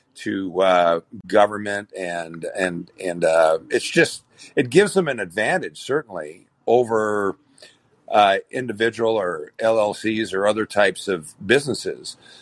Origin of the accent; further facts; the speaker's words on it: Minnesota, United States; moved away; my hometown, I came from a hometown, a population of 6,500 people, right? In a small town in Minnesota